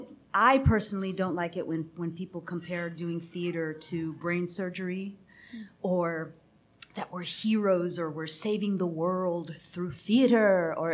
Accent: Texas, United States; I'm Texan.

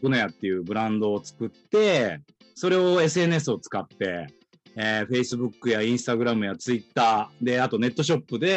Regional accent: Tokyo, Japan; born there; 東京生まれの、えー、1七7 7年生まれ。

